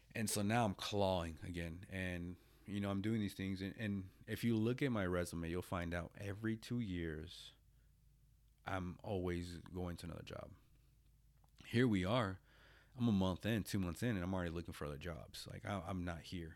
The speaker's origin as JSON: {"language": "English", "country": "United States", "tie": "born or raised there", "also_born_or_lived": "Japan", "moved": "as an adult", "said": "I get a local job at the V A, um, here in my hometown"}